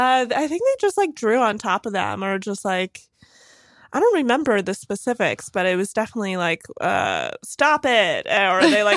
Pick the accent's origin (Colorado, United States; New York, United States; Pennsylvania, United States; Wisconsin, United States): New York, United States; Bronxville; also born or lived in Lenox Hill, New York City; now in Brooklyn, United States; I grew up in this place called Bronxville.